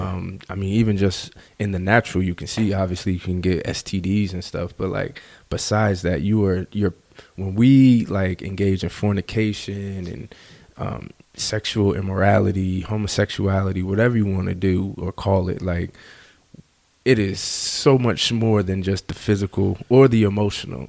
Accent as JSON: {"language": "English", "region": "New Jersey", "country": "United States", "tie": "born or raised there", "said": "I grew up in Jersey"}